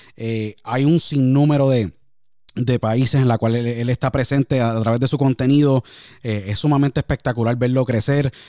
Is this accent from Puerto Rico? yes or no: yes; San Juan, Puerto Rico; me crié en Puerto Rico, en San Juan